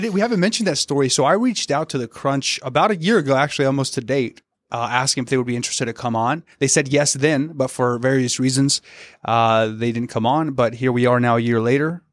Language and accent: English; the South, United States; moved away; I'm from the South